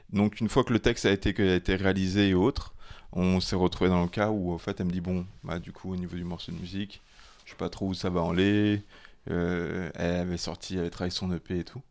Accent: Gabon; moved away; mon enfance quand j'étais au Gabon

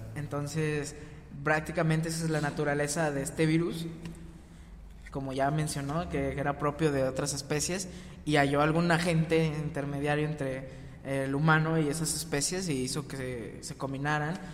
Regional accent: Mexico; nosotros como mexicanos

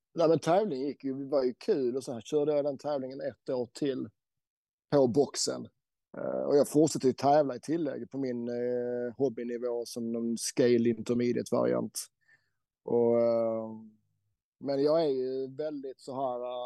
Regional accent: Helsingborg, Skåne, Sweden; now in Norway; Jag bor ju i Norge även om jag är svensk skåning, helsingborgare.

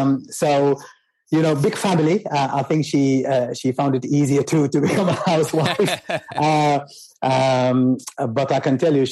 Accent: Khartoum, Sudan; moved away as an adult; also born or lived in Wad Madani, Sudan; now in London, United Kingdom; So, so I grew up in Khartoum, and I think I have to admit I had a very lucky and privileged life. Although I was born in Madani, we moved to Khartoum about a year later

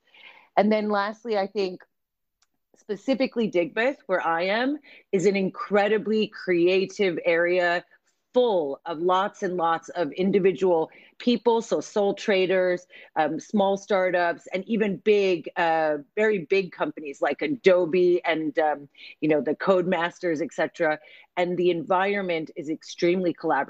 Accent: United States; moved away as an adult; also born or lived in Lancaster, United Kingdom / Manchester, United Kingdom / London, United Kingdom; now in Birmingham, United Kingdom; I'm American. I came over to the UK quite some time ago.

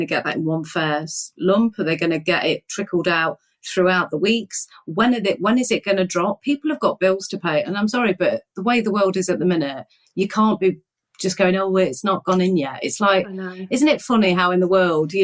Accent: Nottingham, East Midlands, United Kingdom; I grew up in Nottingham. I grew up in an area called Woolerton

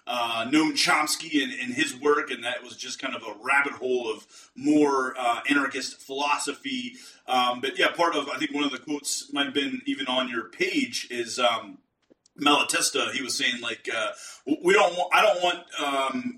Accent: Pittsburgh, Pennsylvania, United States; I'm from Pittsburgh, Pennsylvania

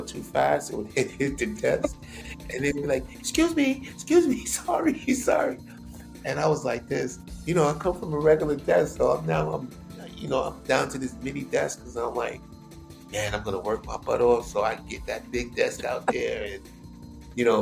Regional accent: New York City, New York, United States; I grew up in Queens Village, New York

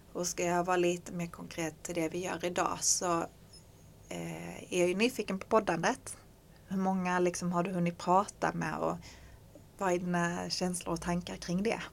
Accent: Skåne, Sweden; som skåning

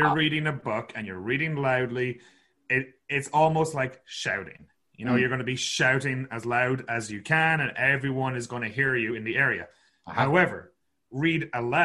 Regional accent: Sligo, Connacht, Ireland; moved away as an adult; now in Kelowna, Canada; I am from a little town called Sligo on the west coast of Ireland. Now I'm living in Kelowna in British Columbia, Canada.

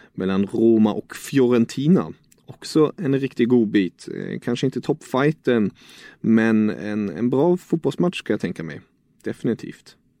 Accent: Germany; som tysk

